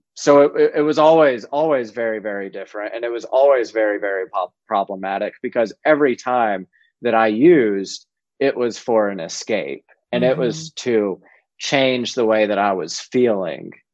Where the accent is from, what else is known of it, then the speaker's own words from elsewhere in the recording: South Georgia, United States; I was growing up in South Georgia